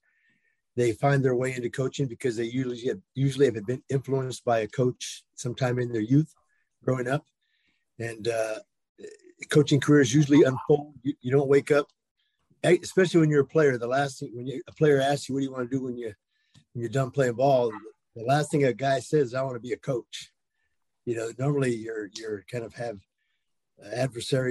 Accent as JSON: {"language": "English", "town": "San Jose", "region": "California", "country": "United States", "tie": "born or raised there", "said": "I'm from East San Jose, born and bred."}